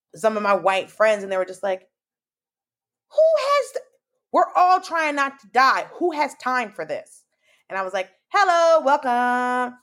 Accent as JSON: {"language": "English", "town": "Atlanta", "region": "Georgia", "country": "United States", "tie": "born or raised there", "moved": "yes", "lives_now": "New York, United States", "said": "I grew up in Atlanta"}